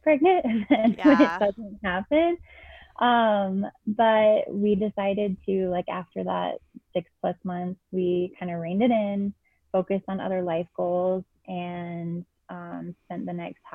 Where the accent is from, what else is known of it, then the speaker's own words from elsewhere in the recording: Boston, Massachusetts, United States; moved away as an adult; also born or lived in Keene, New Hampshire; now in Colorado, United States; I'm from Boston